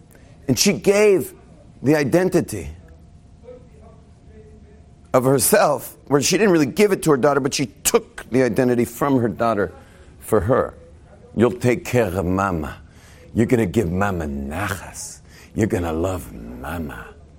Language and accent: English; North Barrington, Illinois, United States; I mean, every neighborhood where we grew up in West LA, you could have been from, I was from North Barrington.